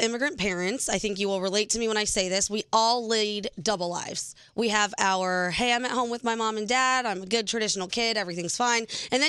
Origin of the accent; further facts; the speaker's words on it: South Florida, United States; growing up in South Florida, I have friends from all over.